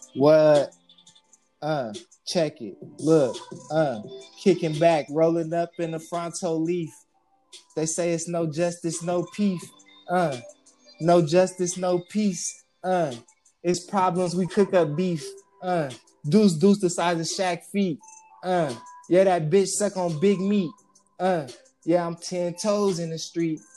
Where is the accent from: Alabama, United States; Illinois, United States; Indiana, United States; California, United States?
California, United States; Stockton; also born or lived in Las Vegas, Nevada; I was born in Las Vegas, raised in Stockton